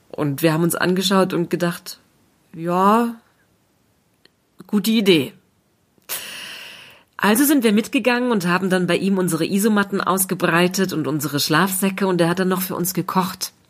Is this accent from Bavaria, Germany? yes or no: no; Berlin, Germany; Und dann haben wir so geschaut in die City, in Berlin, wo ich aufgewachsen bin.